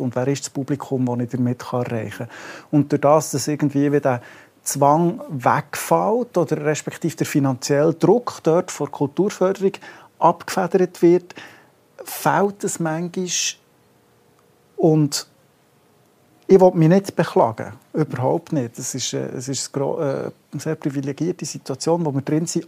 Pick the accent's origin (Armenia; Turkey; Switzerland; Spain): Switzerland; Bern; als Berner